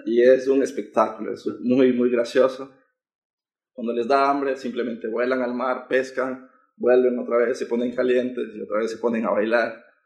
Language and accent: Spanish; Quito, Pichincha, Ecuador; moved away as an adult; now in Qingdao, China; yo vengo de Quito, que es la capital